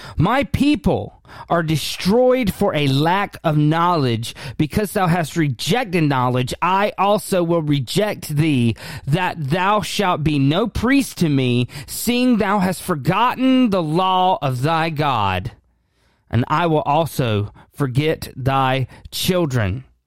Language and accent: English; United States; we as the American church overall